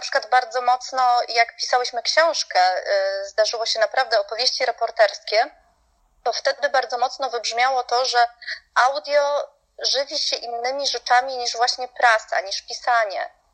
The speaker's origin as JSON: {"language": "Polish", "country": "Poland", "also_born_or_lived": "Salzburg", "said": "ja jako Polka"}